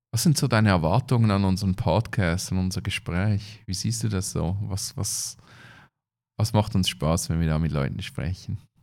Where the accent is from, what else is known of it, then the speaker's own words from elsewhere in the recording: Switzerland; bei uns in der Schweiz